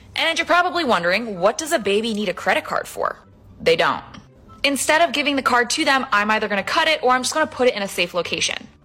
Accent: Hawaii, United States; I grew up in Hawaii

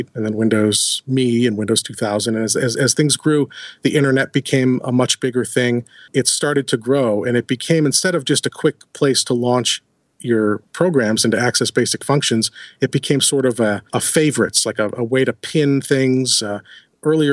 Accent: Buffalo, New York, United States; I'm from Buffalo

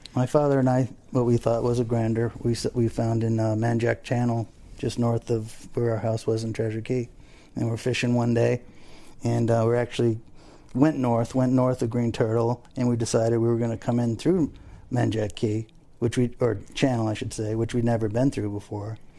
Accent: Abaco Islands, Bahamas; now in Fort Lauderdale, United States; I grew up in the Abacos. I fished there forever.

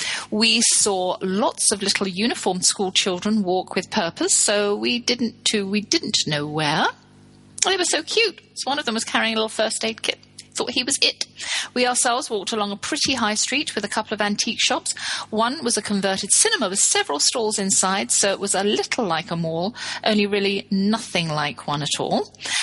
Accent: Texas, United States; who lives in my home state, Texas.

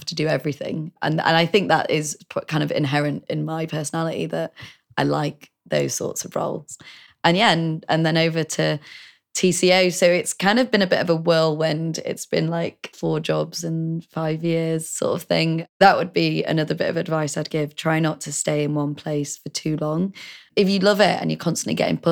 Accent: Leeds, Yorkshire and the Humber, United Kingdom; moved away; also born or lived in Nottingham / London; I'm from Leeds originally

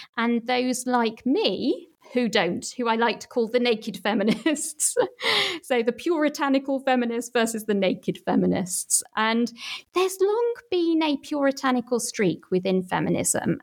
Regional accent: Manchester, North West England, United Kingdom; my hometown Manchester

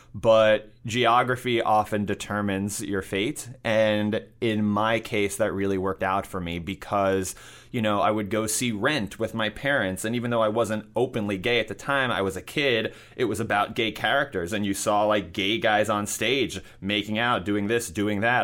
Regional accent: New York City, New York, United States; I grew up in New York City, and I went to high school in Manhattan

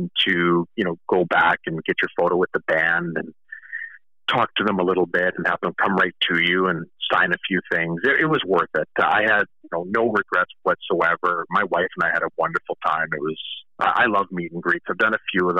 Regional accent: Kamloops, British Columbia, Canada; here in my hometown of Kamloops

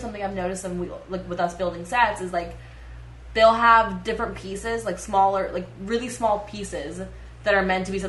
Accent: Canada; I'm Canadian

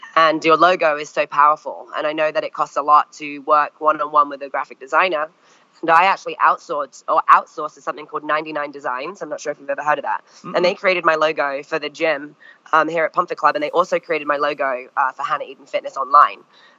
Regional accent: France; also born or lived in Longmeadow, Massachusetts, United States; I'd skied a little bit growing up in France, but was definitely not good.

